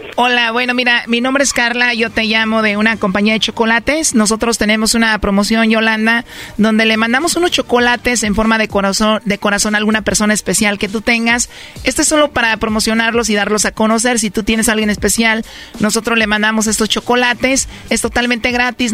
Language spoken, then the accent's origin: Spanish; Mexico; soy mexicana